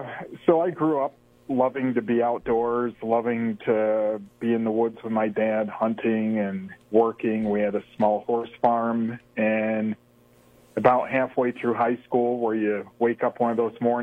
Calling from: Watkins Glen, New York, United States; So I'm home this evening up here in Watkins Glen, New York.

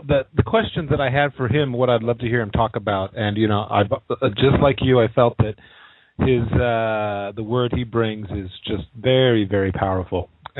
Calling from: Anchorage, Alaska, United States; Anchorage, Alaska.

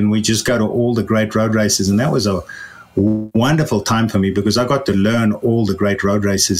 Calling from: Lafayette, Colorado, United States; I'm calling you from Lafayette in Colorado

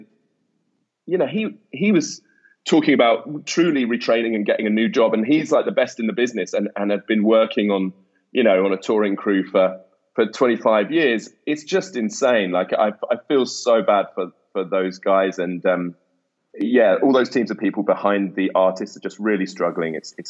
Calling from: South East England, United Kingdom; I'm calling from the Kent coast. I'm down in a little village quite near Folkestone in Kent, which is where my family live.

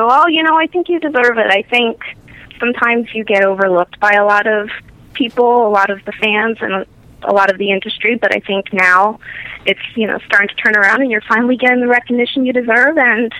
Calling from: Pennsylvania, United States; I'm calling from Pennsylvania.

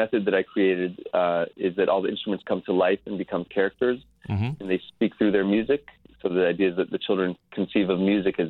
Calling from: New York, United States; I'm calling from New York.

